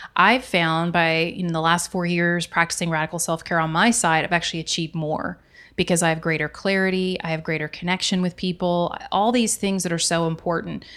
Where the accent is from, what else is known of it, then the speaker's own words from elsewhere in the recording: right outside of Dallas, Texas, United States; I grew up right outside of Dallas